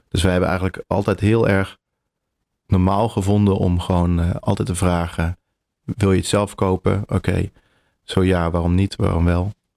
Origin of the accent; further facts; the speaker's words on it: 's-Hertogenbosch, North Brabant, Netherlands; moved away as an adult; also born or lived in Delft / The Hague; now in Utrecht, Netherlands; ik kom uit Brabant, uit Den Bosch geboren